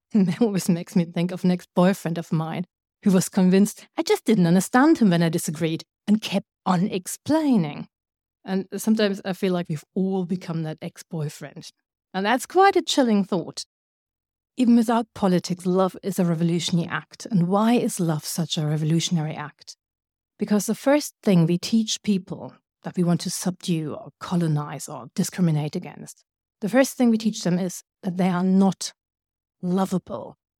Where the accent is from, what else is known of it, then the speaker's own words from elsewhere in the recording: Germany; I come from Germany